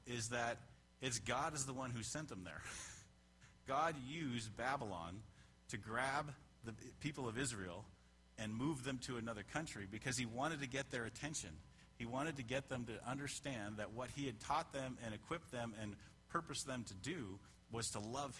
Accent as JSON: {"language": "English", "country": "Canada", "moved": "yes", "said": "I'm a Canadian, so I immigrated from Canada."}